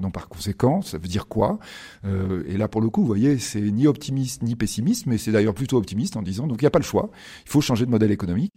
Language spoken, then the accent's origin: French; Bordeaux, Nouvelle-Aquitaine, France; je suis de Bordeaux, parce que vous avez dit, c'est ah à Bordeaux, et moi, je suis bordelais